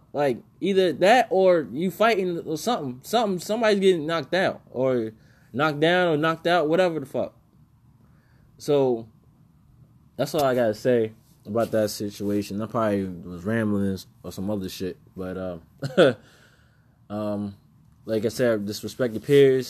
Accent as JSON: {"language": "English", "region": "New York", "country": "United States", "tie": "born or raised there", "said": "I was brought up in New York."}